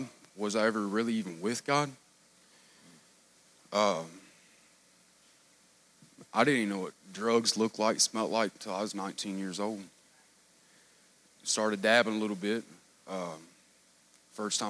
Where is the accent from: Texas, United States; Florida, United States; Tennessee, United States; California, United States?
Tennessee, United States; moved away as an adult; now in Kentucky, United States; from Tennessee